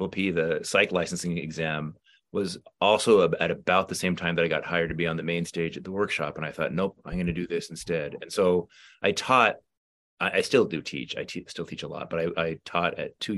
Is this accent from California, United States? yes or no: yes; California, United States; also born or lived in New Orleans / Los Angeles; I grew up in California, and I went to UCLA for undergrad for English